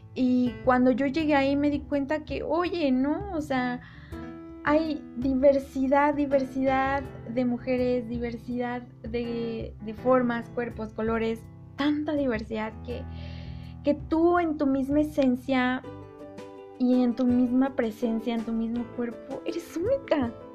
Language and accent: Spanish; Mexico; yo soy mexicana y pues aquí en, en México